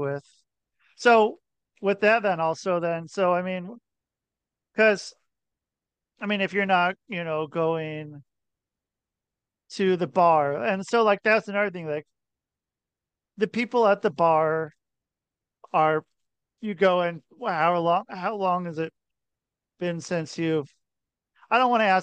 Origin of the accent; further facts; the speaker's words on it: Portland, Oregon, United States; I'm from Portland, Oregon